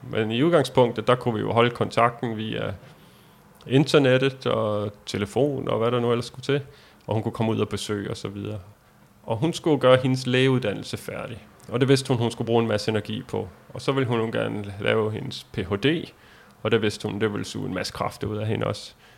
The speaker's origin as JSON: {"language": "Danish", "country": "Denmark", "said": "vi er fra Danmark"}